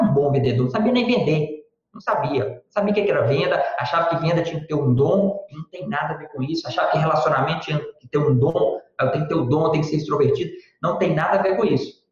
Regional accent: Sete Lagoas, Minas Gerais, Brazil; eu sou mineiro, natural de Sete Lagoas, Minas Gerais

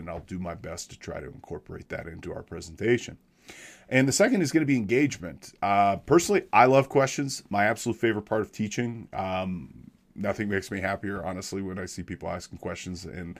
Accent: Big Bear Lake, California, United States; I am a licensed CPA out west. I'm from Big Bear Lake, California. I'm about an hour or so north and east of Los Angeles downtown up in the mountains here in the Sierra Nevadas, about 7,000 feet.

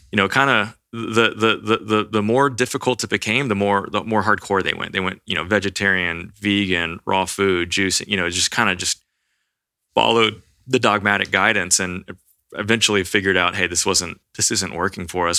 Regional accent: Austin, Texas, United States; I grew up here in Austin, Texas.

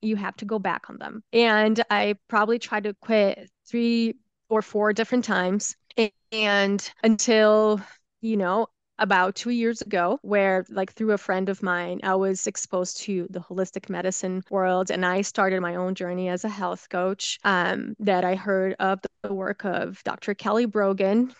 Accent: Brazil; English is a second language; moved away as an adult; also born or lived in United States; now in Salt Lake City, United States; I was born and raised, I lived in Brazil until I was twenty years old, um, when I moved to the United States

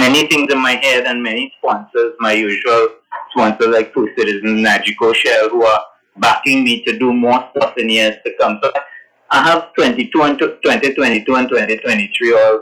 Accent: Laventille, Trinidad & Tobago; moved away as an adult; Growing up in Lavantale, born and bred on Patrick Street and Eastern Main Road, I was exposed to everything Trinidad

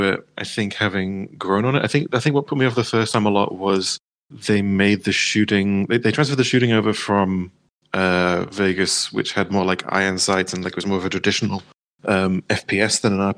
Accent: United Kingdom; I'm British

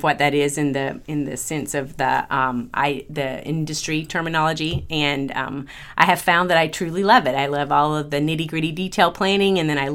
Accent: Georgia, United States; moved away as an adult; now in California, United States; I am from Georgia originally, and I got an English degree.

